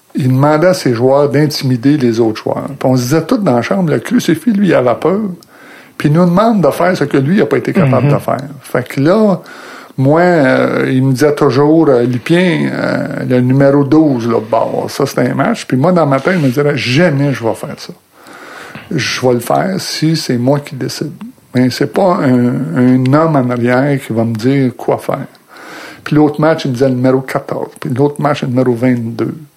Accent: Brownsburg-Chatham, Quebec, Canada; moi, je viens de Brownsburg, non loin de la chute, un peu au nord de la chute. Et puis, passé ma jeunesse, un petit gars normal, un petit village de 1200, 1400 personnes

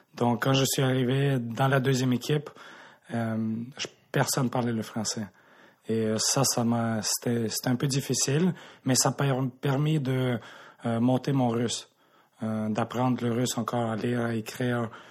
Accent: Montreal, Quebec, Canada; born or raised there; also born or lived in Krasnodar, Russia

